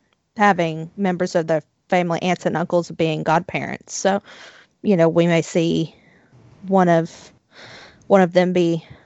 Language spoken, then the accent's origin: English; Tennessee, United States; I am from Tennessee, okay? The accent comes out sometimes.